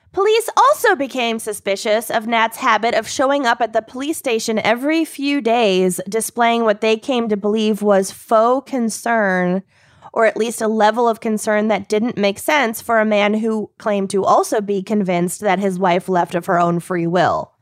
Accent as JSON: {"language": "English", "country": "United States", "said": "as an American"}